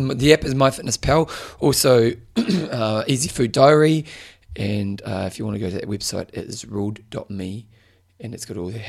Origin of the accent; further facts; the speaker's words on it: New Zealand; we're from New Zealand